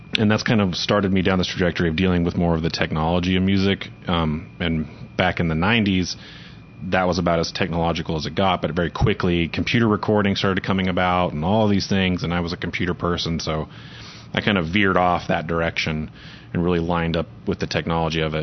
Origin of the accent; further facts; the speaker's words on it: Moore, Oklahoma, United States; I grew up in Moore, which is just south suburb of here.